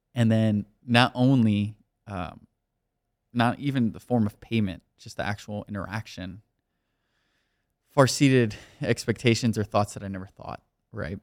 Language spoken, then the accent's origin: English; Miami, Florida, United States; moved away as an adult; also born or lived in New York; now in California, United States; I'm also from Miami, so I'm not used to being from the tri state area